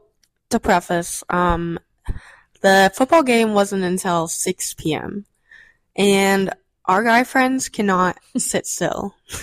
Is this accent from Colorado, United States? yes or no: no; Missouri, United States; Also failed to mention, we're from Missouri.